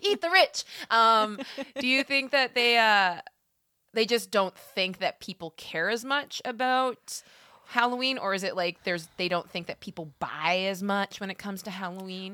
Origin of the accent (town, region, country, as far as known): Alberta, Canada; born or raised there